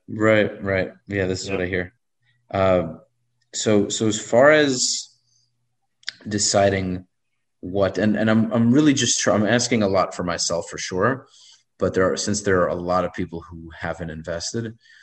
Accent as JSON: {"language": "English", "town": "New York City", "region": "New York", "country": "United States", "tie": "born or raised there", "moved": "yes", "said": "I grew up in Brooklyn most of my life"}